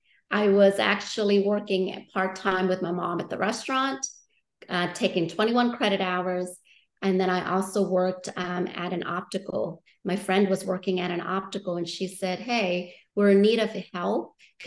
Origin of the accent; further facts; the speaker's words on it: New Orleans, Louisiana, United States; I'm like, well, should I just say New Orleans? Because that's technically where I grew up a little bit. Right. But I moved around so much.